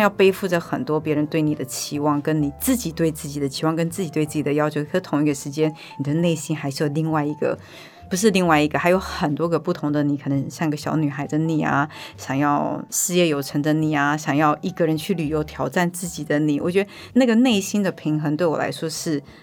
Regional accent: Taiwan; moved away as an adult; also born or lived in United States; 我就跟他说我希望我的孩子能够在台湾长大嗯。因为对于我来说，我觉得台湾是我的家

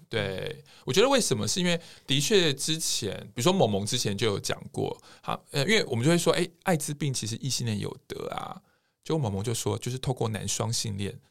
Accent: Taiwan; 我们台湾人

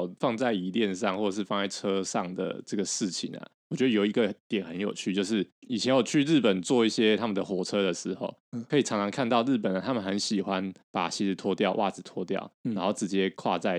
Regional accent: Taiwan; 因为以我们台湾人来讲的话，对啊，其实我们完全无法接受这样的事情吧？

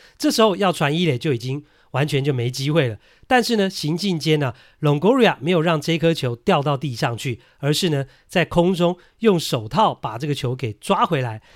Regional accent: Taiwan; 我们台湾人受日文的影响呢，都会讲 balk 啦

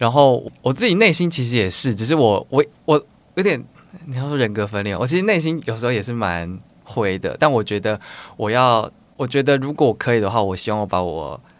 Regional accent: Taichung, Taiwan; also born or lived in Tainan / Kaohsiung; 我是台中人，但是我以前小时候被送到台南跟高雄。

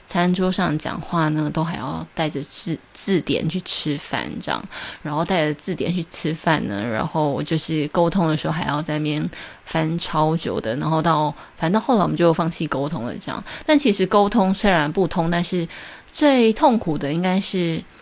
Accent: Taiwan; 对于我一个台湾人来讲

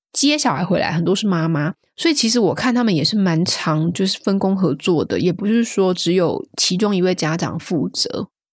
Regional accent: Taiwan; moved away as an adult; now in United Kingdom; 我自己是在台湾长大的孩子啊，我是其实是这五六年才搬到英国生活的。那其实我自己在台湾跟英国生活的经验来看哦

